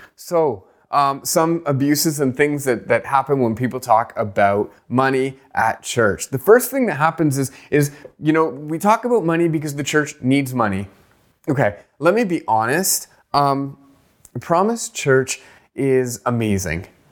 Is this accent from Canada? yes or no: yes; Canada; I grew up poor in Canada